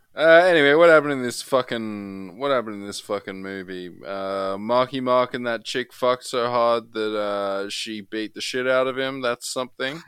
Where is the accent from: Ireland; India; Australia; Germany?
Australia; As an Australian